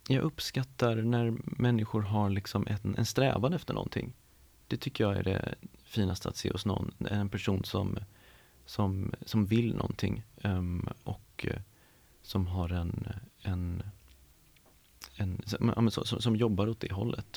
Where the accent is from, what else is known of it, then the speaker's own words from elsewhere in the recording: Stockholm, Stockholm County, Sweden; uppvuxen i Stockholm, jag är uppvuxen på, på Gärdet